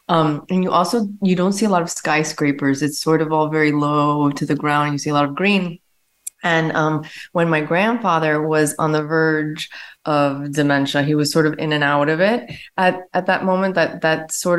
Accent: Miami, Florida, United States; I'm also American. I was born here. And so I have very American roots too. And so I'm an American born Cuban.

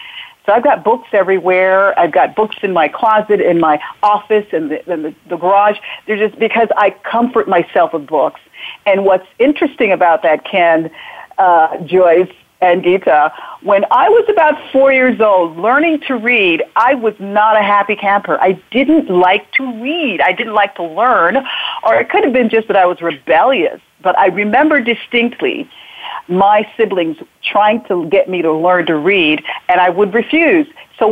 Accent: Jamaica; So I was born in Jamaica, in the back hills of Jamaica, and somehow, even when a child, as the child growing up, I knew there was something special or something I had to give.

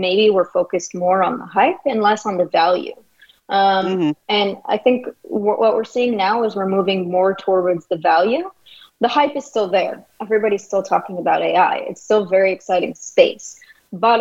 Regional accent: California, United States; I'm from California

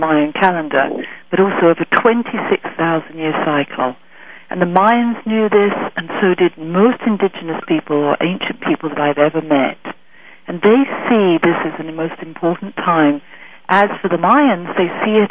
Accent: England, United Kingdom; moved away as an adult; now in San Francisco, United States; I am definitely from England, not for so long. I've only been over here for about 6 years now.

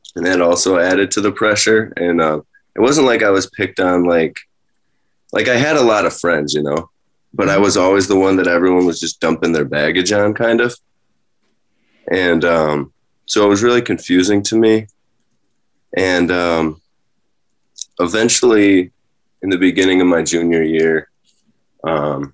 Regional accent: Rochester, New York, United States; also born or lived in Penfield, New York; I was born in Rochester, New York, and my parents divorced when I was young, when I was around two or three, and so I was going back and forth between them. I was I grew up in the city of Rochester

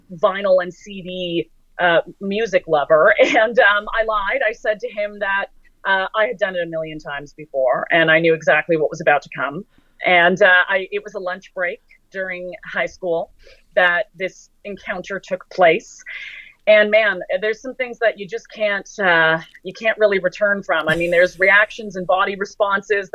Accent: Toronto, Ontario, Canada; my hometown, Toronto

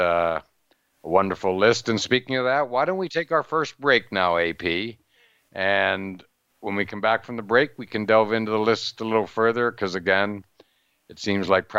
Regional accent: Altoona, Pennsylvania, United States; where I grew up in Altoona, Pennsylvania.

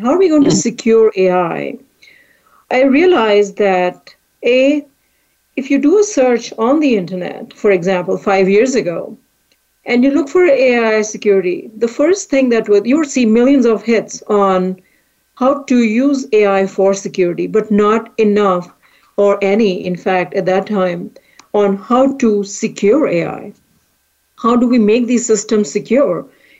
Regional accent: India; moved away as an adult; now in United States; I came to this country from India to do a master's in artificial intelligence

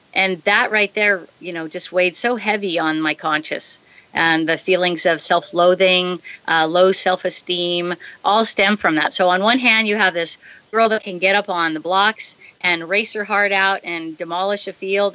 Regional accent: San Diego, California, United States; moved away as an adult; now in Hawaii, United States; growing up in San Diego

